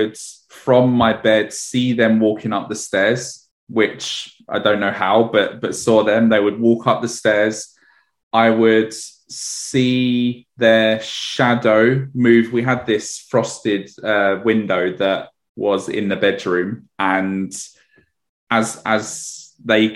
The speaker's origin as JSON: {"language": "English", "region": "London", "country": "United Kingdom", "tie": "born or raised there", "said": "I grew up in Edmonton in North London"}